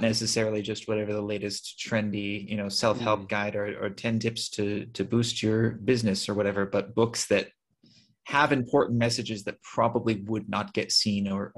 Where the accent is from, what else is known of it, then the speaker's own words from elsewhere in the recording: California, United States; moved away as an adult; now in Armenia; I'm from California.